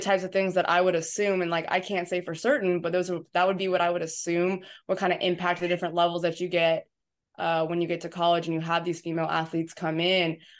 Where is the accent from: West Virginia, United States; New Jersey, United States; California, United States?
California, United States; San Diego; moved away as an adult; also born or lived in New Hampshire / Illinois; now in Tennessee, United States; I'm from San Diego, California. Grew up down there my entire life